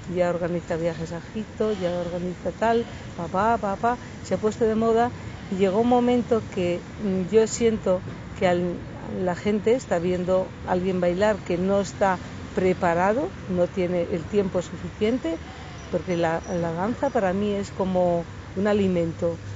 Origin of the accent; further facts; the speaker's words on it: Asturias, Spain; moved away; also born or lived in Madrid / Málaga; Yo nací en un pueblo en Asturias, era un pueblo pequeño, me fui a vivir a Madrid